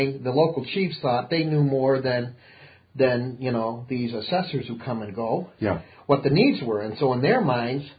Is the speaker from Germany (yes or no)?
no; United States; being an American